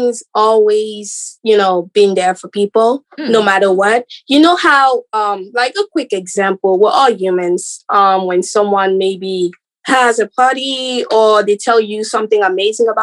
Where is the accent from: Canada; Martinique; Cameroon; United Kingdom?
Cameroon; moved away; I am originally from Cameroon